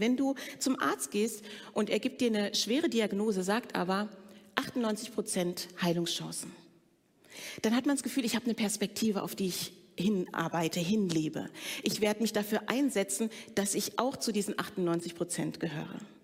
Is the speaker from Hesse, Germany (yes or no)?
yes; Frankfurt, Hesse, Germany; ich bin in Frankfurt groß geworden bei meiner Pflegemutter